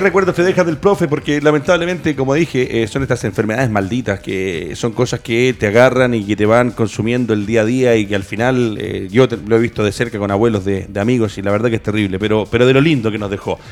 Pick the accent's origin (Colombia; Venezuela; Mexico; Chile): Chile